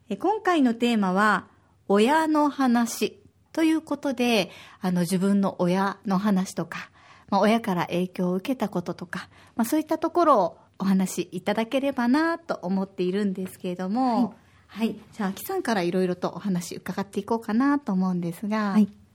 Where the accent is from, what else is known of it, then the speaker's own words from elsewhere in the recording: Osaka, Japan; now in Okinawa, Japan; 私は大阪出身で